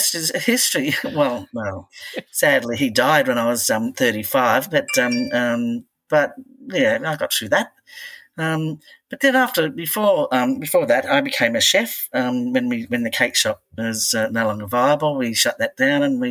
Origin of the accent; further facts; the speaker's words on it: Belmont, New South Wales, Australia; also born or lived in Redhead, New South Wales; I was born in Redhead and moved all the way to Belmont North, which is probably about 5 kilometres if you're lucky. But yes, I've travelled well, but I've never lived anywhere else but in beautiful Lake Macquarie.